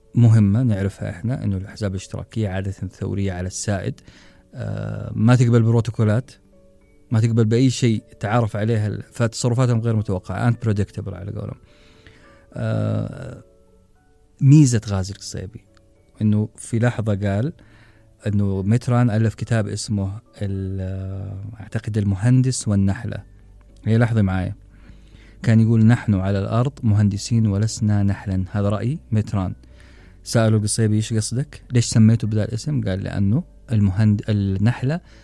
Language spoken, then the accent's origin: Arabic; Saudi Arabia; إحنا كعرب أو كسعوديين